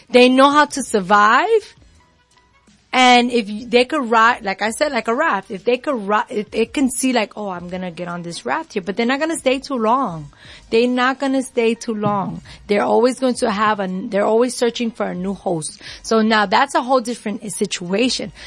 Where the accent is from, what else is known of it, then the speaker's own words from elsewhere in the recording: New York, United States; I'm from New York